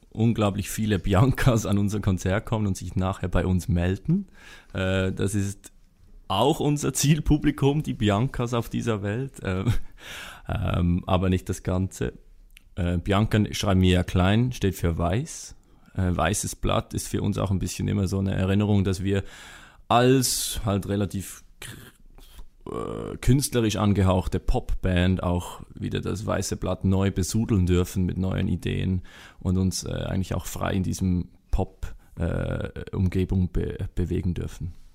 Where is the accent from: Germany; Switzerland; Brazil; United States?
Switzerland; wir als Schweizer, wo immer so aus dieser Hoch Hochburg der Heimat kommen